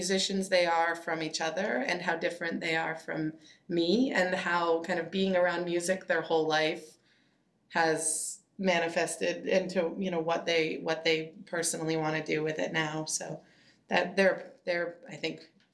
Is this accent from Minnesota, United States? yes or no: yes; Minnesota, United States; now in Portland, United States; I'm from Minnesota.